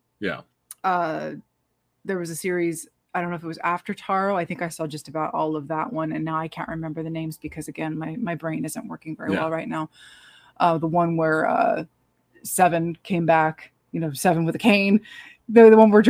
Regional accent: United States; we're American

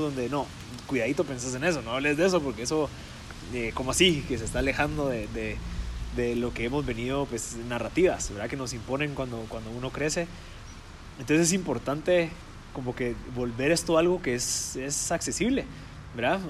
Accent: Guatemala

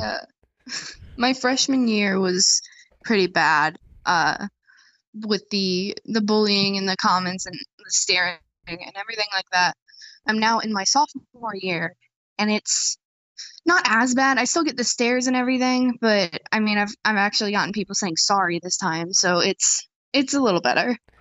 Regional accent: Indiana, United States; from Indiana.

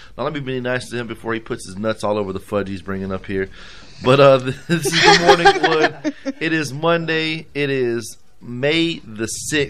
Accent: United States; I'm American

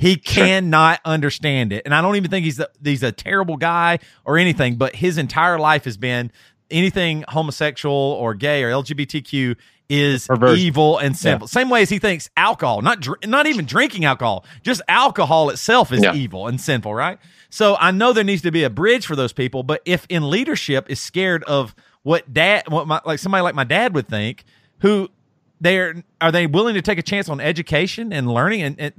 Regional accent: the South, United States; I might even relate this in a way to like the same way as like growing up in the South and like with racism or something.

